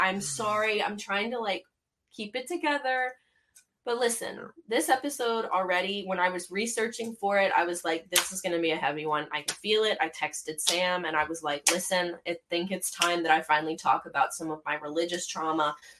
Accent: Canada; I'm from Canada.

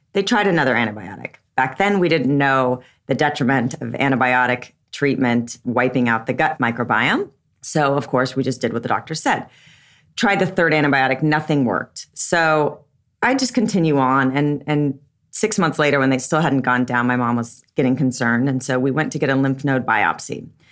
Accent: Southern California, United States; I was raised in Southern California

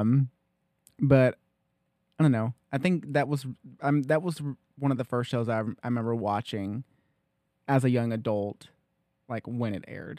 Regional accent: Loudon, Tennessee, United States; we grew up in Loudon

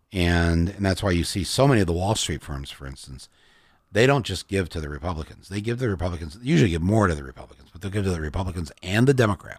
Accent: Michigan, United States; I'm from Michigan

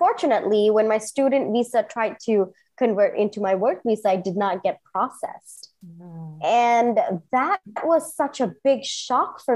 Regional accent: Singapore; moved away as an adult; also born or lived in India / New York; now in Bangalore, India; I grew up in Singapore, did my engineering in India, and then I flew to New York to do my MBA

